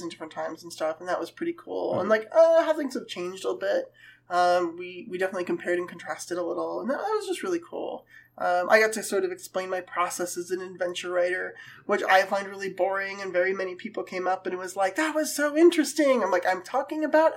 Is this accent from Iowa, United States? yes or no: no; California, United States; I grew up in California